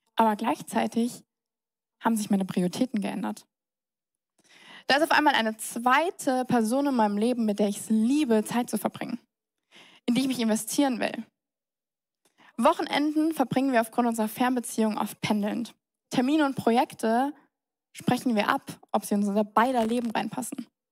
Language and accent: German; Mannheim, Baden-Württemberg, Germany; moved away as an adult; now in Munich, Germany; Ich bin geboren, Heinrich Lanz Krankenhaus, das wurde leider abgerissen. Ähm, Zimmer Nummer 12, da bin ich, da bin ich her, ähm, im tiefsten Neckarau. Ich bin in Neckarau zur Schule gegangen, zur Grundschule, zum Gymnasium